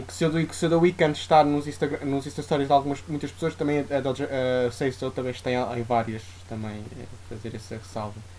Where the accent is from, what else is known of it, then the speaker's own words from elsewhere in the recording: Santarém, Santarém District, Portugal; now in Lisbon, Portugal; à minha terra, a Santarém